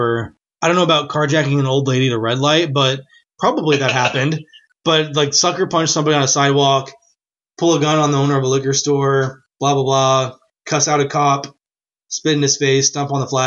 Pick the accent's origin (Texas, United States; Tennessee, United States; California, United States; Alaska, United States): Texas, United States; moved away; also born or lived in Nashville; We're from Texas.